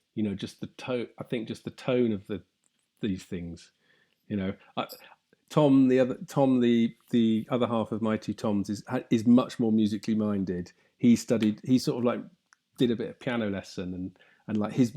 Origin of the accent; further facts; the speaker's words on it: Somerset, South West England, United Kingdom; I grew up in Somerset